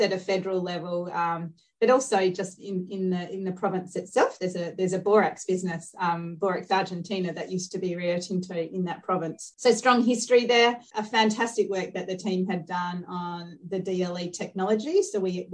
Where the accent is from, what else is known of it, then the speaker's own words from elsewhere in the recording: Australia; being an Aussie